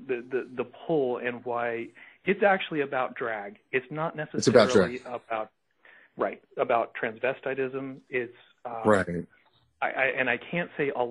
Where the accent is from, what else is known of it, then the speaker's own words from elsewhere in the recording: rural Oklahoma, United States; my hometown, which is rural Oklahoma